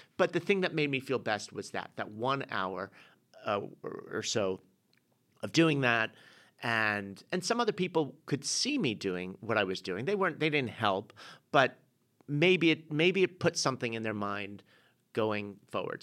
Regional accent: England, United Kingdom; being an English guy

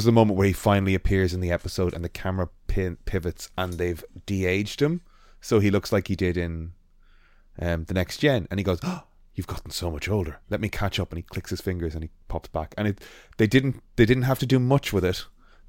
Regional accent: Ireland; accent: Irish; This is an Irish accent, I'm Irish.

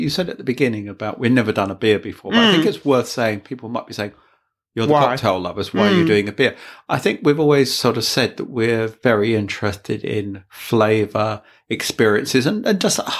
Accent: near Walthamstow, East London, United Kingdom; Near to my hometown.

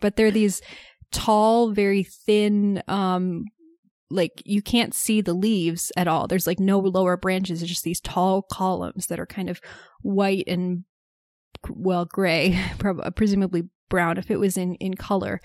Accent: United States; as an American

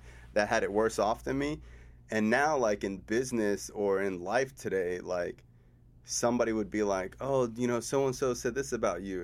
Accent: South Florida, United States; also born or lived in Cooper City, Florida / Davie, Florida; I'm born and raised in South Florida

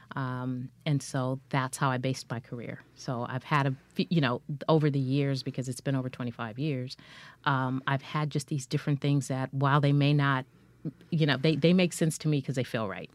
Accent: Culver City, California, United States; I grew up in, uh, Culver City, California, which is in L A County

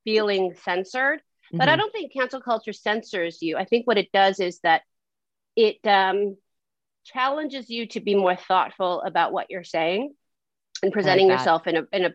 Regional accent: San Francisco, California, United States; now in Los Angeles, United States; I grew up in San Francisco and I kind of grew up in LA too

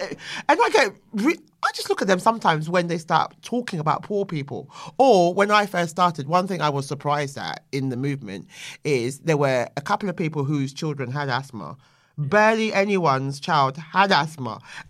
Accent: London, United Kingdom; Yeah, I am. And hello to my Bermondsey boys.

